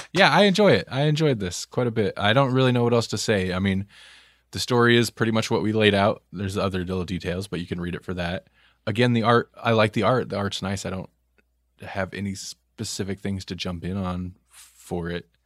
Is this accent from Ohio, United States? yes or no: no; Nebraska, United States; we're from Nebraska